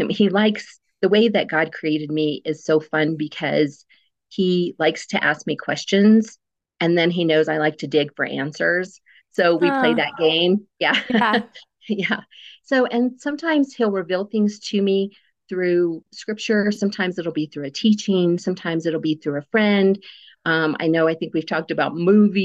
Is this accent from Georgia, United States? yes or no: no; Cortez, Colorado, United States; also born or lived in Black Forest, Colorado; I am a native Coloradoan